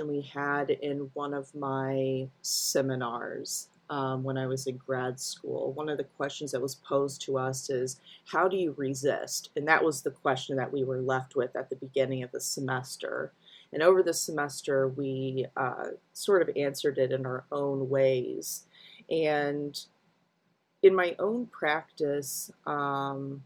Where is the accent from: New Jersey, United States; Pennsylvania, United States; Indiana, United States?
Indiana, United States; rural; I grew up in rural Indiana